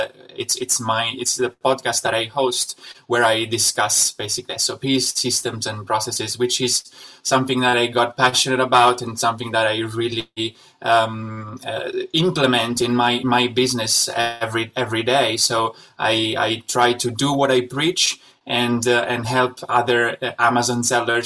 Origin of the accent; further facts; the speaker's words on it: Italy; moved away as an adult; also born or lived in Shanghai, China; I'm originally from Italy, and but I spent the last 6 years of my life in Shanghai